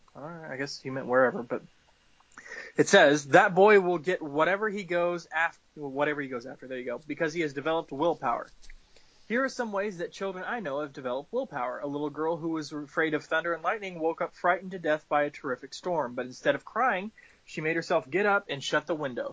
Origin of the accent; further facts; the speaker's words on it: the South, United States; I'm from the South and I was born and raised in the South